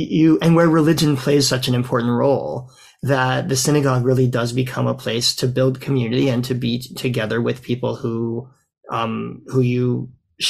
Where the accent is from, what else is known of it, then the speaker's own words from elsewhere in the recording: Louisiana, United States; also born or lived in Mississippi / Alabama; now in Canada; I grew up, as I think you know, in Louisiana, among other places. I also lived in Mississippi. I was born in Alabama